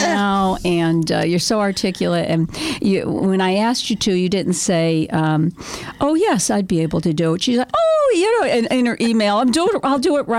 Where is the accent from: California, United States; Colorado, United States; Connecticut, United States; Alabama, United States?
Connecticut, United States; Waterbury; growing up in Waterbury